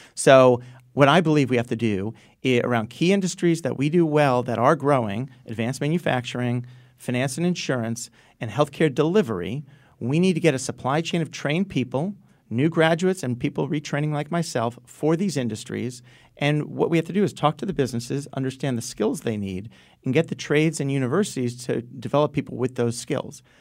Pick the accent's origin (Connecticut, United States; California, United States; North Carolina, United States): Connecticut, United States; Stamford; also born or lived in Enfield, Connecticut / Groton, Connecticut; I grew up in Stanford